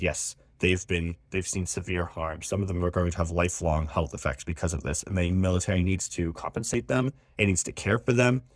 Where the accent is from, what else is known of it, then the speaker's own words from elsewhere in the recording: Kailua, Hawaii, United States; my hometown of Kailua